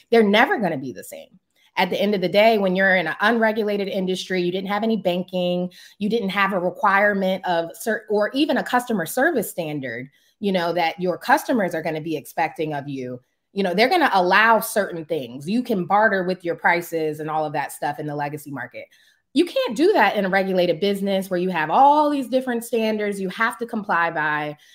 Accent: Prince George's County, Maryland, United States; I'm born and raised in Prince George's County, Maryland

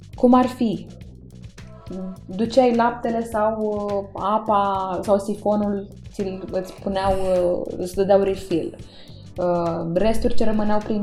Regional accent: Romania; Eu m-am născut în România, sunt româncă.

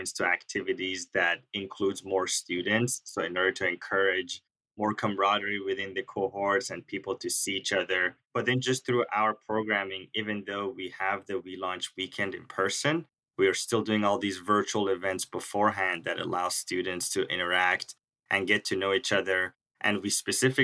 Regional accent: Texas, United States; moved away as an adult; now in Berkeley, United States; I'm from Texas, and I moved here last year in the middle of COVID to take my MBA at Haas

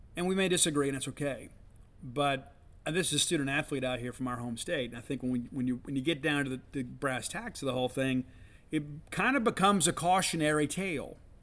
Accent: South Mississippi, United States; now in Starkville, United States; I grew up in South Mississippi

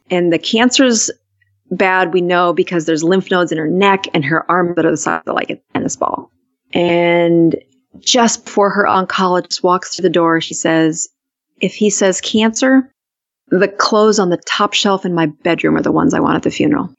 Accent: South Dakota, United States; also born or lived in Utah; I'm from South Dakota

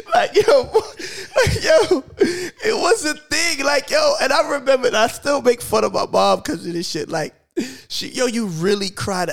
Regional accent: New York City, New York, United States; I grew up in New York

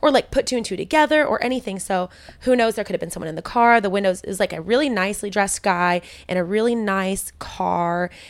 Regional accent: Modesto, California, United States; that's literally where I was, I grew up

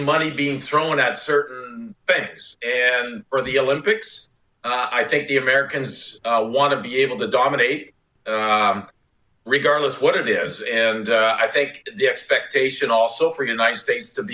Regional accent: Canada; being a Canadian

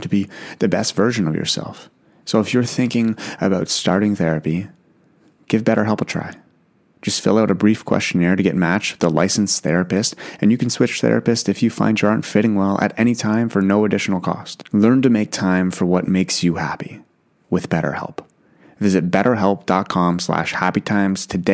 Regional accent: Ottawa, Ontario, Canada; the Ottawa one was always close to my heart because it's my hometown.

